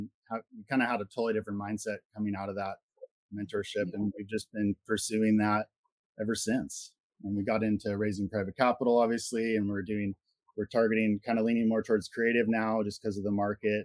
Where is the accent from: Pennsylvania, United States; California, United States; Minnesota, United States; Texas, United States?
California, United States; Santa Cruz; we're from Santa Cruz, California.